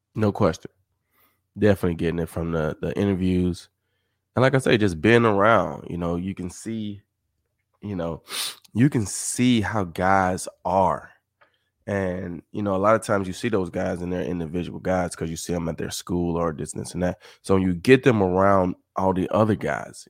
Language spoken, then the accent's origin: English; Summit, Mississippi, United States; moved away; I was from Summit, which is, you know, fifteen minutes